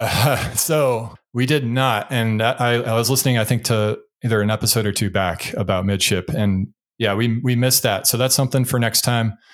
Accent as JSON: {"language": "English", "region": "New England", "country": "United States", "moved": "yes", "said": "I'm from New England originally"}